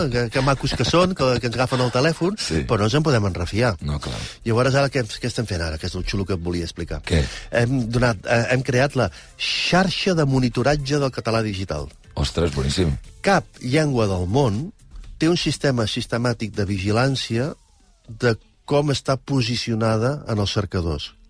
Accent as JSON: {"language": "Catalan", "region": "Catalonia", "country": "Spain", "said": "No, més que estupendos, som, som, som d'aquí. Som catalans."}